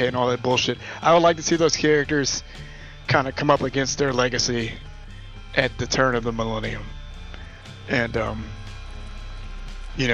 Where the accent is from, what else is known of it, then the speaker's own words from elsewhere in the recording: Maryland, United States; also born or lived in Pittsburgh; I'm from Maryland